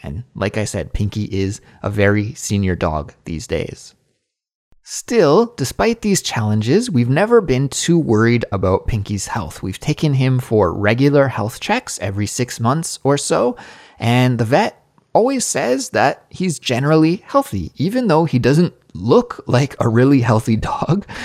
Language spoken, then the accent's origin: English; Canada; now in South Korea; as a Canadian living abroad in South Korea